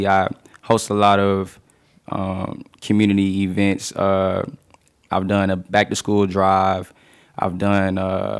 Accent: Chula, Mississippi, United States; moved away as an adult; now in San Marcos, United States; I'm from Chula, Mississippi.

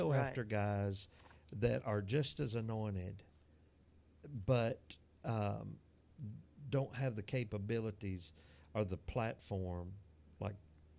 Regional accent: Atmore, Alabama, United States; growing up in Atmore, Alabama

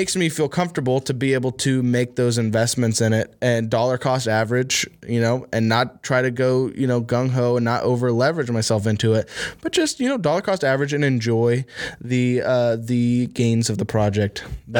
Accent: Huntington, West Virginia, United States; Like, well, technically, I'm from Huntington, West Virginia, right?

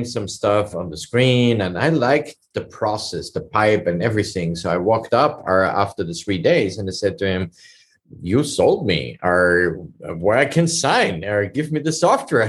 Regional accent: Vienna, Austria; moved away as an adult; now in United States; I'm originally from Europe. I came from Austria, Vienna, and immigrated legally

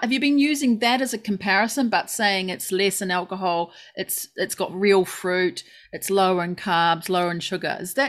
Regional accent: South Island, New Zealand; now in Japan; I'm a Kiwi, I know, but I'm a South Islander.

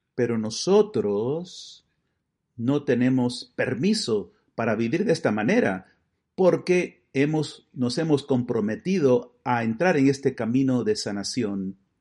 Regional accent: Buffalo, New York, United States; En la diócesis de Buffalo, de donde yo vengo

